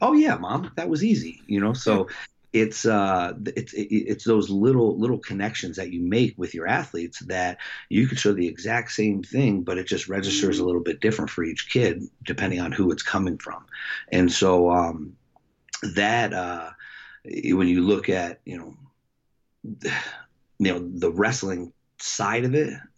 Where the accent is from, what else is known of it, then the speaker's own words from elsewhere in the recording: Lakewood, New Jersey, United States; also born or lived in Jackson; we moved from Jackson to Lakewood